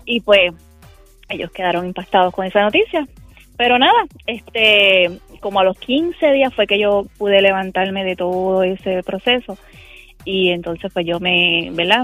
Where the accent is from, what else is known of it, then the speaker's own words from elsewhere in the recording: Cabo Rojo, Puerto Rico; soy del pueblo de Cabo Rojo.